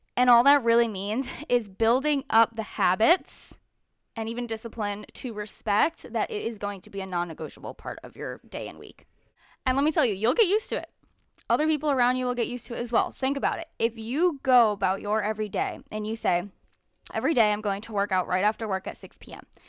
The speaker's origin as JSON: {"language": "English", "region": "Connecticut", "country": "United States", "tie": "born or raised there", "moved": "yes", "said": "Connecticut, which is my hometown"}